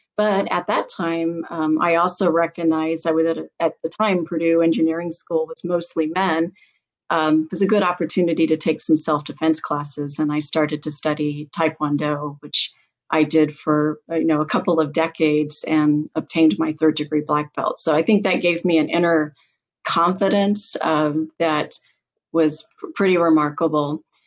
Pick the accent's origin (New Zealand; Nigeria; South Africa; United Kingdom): United Kingdom; England; growing up in England